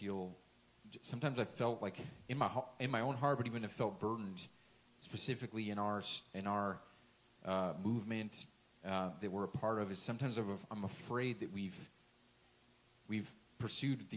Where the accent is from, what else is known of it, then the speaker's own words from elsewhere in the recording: Washington, United States; moved away; went back home to my hometown, home state, that whole area in Washington